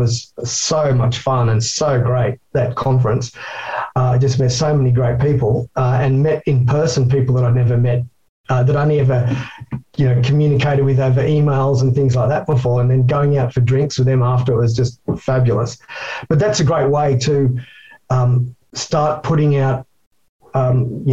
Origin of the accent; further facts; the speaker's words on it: Australia; I'm an Aussie Yobbo and I can barely speak English